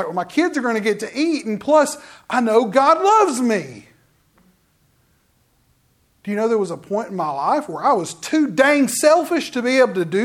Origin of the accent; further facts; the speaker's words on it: Forestdale, Alabama, United States; I lived in Forestdale. I went to school at a little country school. And then I said, no, I went to West Jefferson High School.